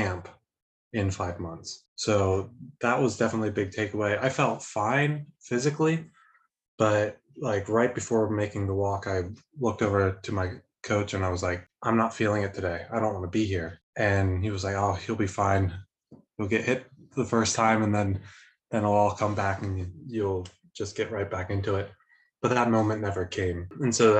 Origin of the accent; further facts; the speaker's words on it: Lancaster, Pennsylvania, United States; moved away as an adult; now in Germany; born and raised in Lancaster, Pennsylvania